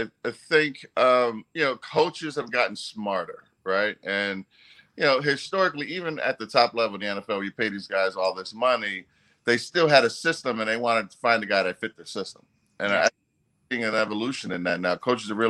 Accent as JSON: {"language": "English", "region": "New Jersey", "country": "United States", "tie": "born or raised there", "moved": "yes", "said": "I grew up in New Jersey"}